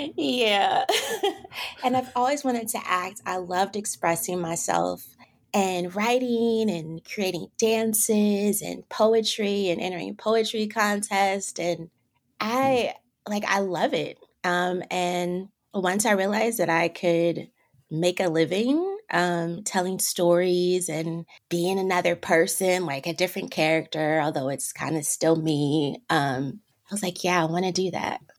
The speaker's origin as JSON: {"language": "English", "town": "Vallejo", "region": "California", "country": "United States", "tie": "born or raised there", "also_born_or_lived": "San Francisco / Los Angeles", "moved": "as an adult", "lives_now": "Atlanta, United States", "said": "I was born in San Francisco and I grew up about 30 minutes north in Vallejo, California"}